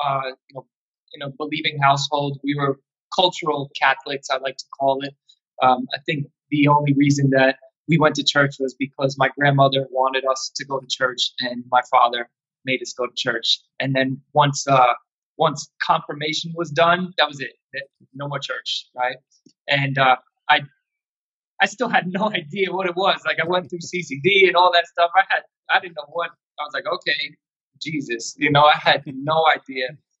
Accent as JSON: {"language": "English", "town": "Yonkers", "region": "New York", "country": "United States", "tie": "born or raised there", "said": "I'm from Yonkers, New York"}